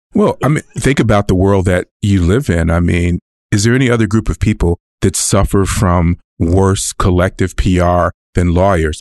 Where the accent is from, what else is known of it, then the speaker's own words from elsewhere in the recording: California, United States; moved away as an adult; also born or lived in Los Angeles; now in Texas, United States; I'm not a Texan. I am a Californian